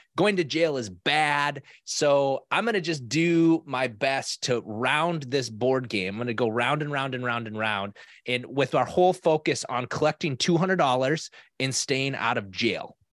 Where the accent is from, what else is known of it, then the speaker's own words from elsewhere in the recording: South Dakota, United States; now in Minnesota, United States; I grew up in South Dakota